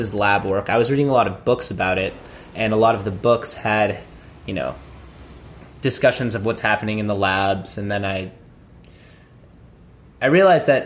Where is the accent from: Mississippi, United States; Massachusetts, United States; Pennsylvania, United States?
Massachusetts, United States; Newton; moved away as an adult; also born or lived in Virginia; now in Washington, D.C., United States; I was born in 1990 in Boston, and I grew up there, went to, you know, elementary school, middle school, high school, all in Newton